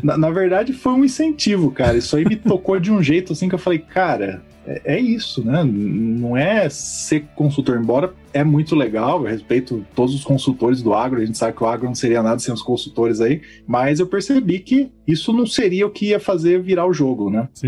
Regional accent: Campinas, São Paulo, Brazil; Como sou aqui de Campinas

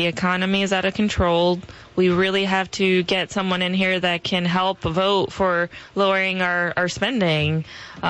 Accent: Puerto Rico; now in Maryland, United States; I'm from Puerto Rico

